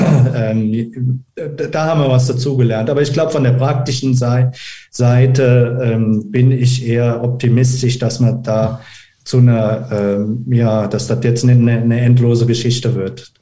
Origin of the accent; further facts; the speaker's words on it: Germany; wir als Deutsche